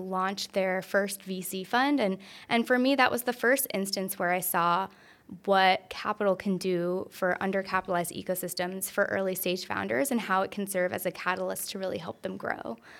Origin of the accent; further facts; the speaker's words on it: North Carolina, United States; I'm originally from North Carolina. I'm a very proud Tar Heel.